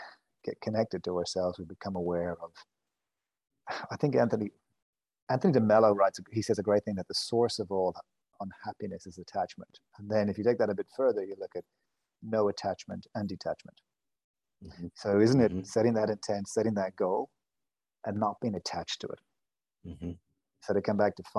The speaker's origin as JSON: {"language": "English", "country": "Ireland", "moved": "yes", "said": "I'm Irish."}